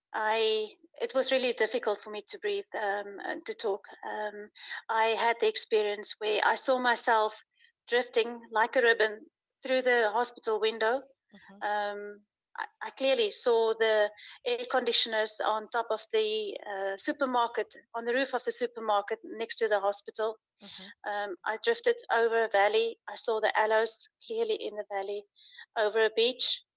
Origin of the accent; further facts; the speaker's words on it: South Africa; now in Uruguay; I'm from South Africa, but living currently in Uruguay